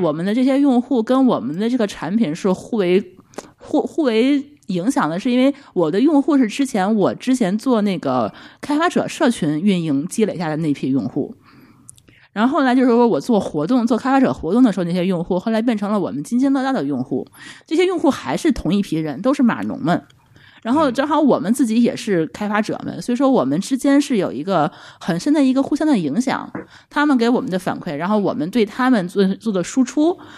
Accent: Tianjin, China; 我们是天津人

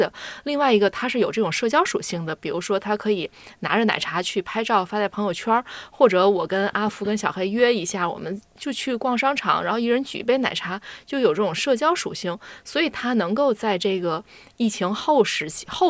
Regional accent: Tianjin, China; 对，就是我我我家就是天津人嘛，

